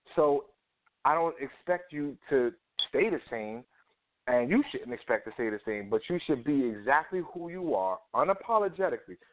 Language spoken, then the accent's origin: English; New York City, New York, United States; I grew up in Harlem